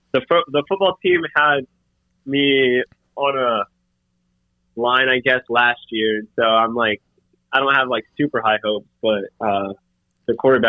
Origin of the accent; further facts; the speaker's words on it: Raleigh, North Carolina, United States; now in Winston-Salem, United States; I grew up in Raleigh, North Carolina.